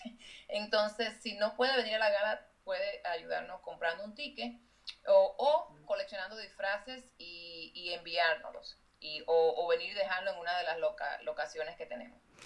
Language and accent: Spanish; Dominican Republic; moved away as an adult; now in United States; yo crecí en la República Dominicana y cuando ya fui, me vi de adulta aquí